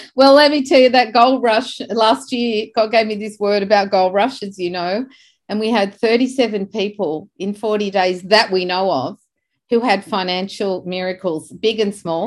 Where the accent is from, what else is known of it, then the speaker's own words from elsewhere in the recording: Beverly Hills, New South Wales, Australia; I grew up in Beverly Hills in Australia